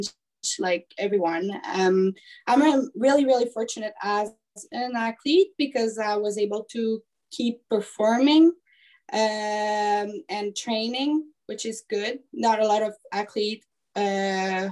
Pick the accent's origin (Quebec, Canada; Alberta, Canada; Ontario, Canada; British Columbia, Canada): Quebec, Canada; I'm actually coming from Quebec. But right now, I'm pretty much all over the place in Canada.